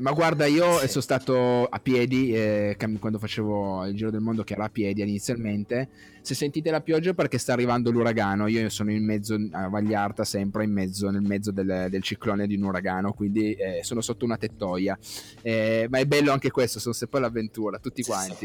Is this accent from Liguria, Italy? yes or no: no; province of Cuneo, Piedmont, Italy; io sono della, della, provincia di Cuneo